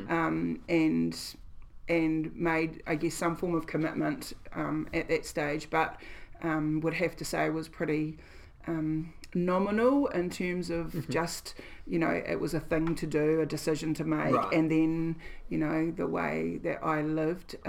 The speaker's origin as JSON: {"language": "English", "region": "Gisborne", "country": "New Zealand", "tie": "born or raised there", "also_born_or_lived": "Dunedin", "said": "we moved back from Dunedin to Gisborne"}